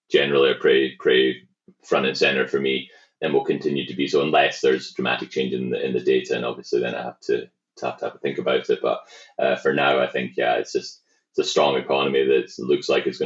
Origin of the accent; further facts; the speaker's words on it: Canada; I think that uh, being a being a Canadian, there's just a lot of upside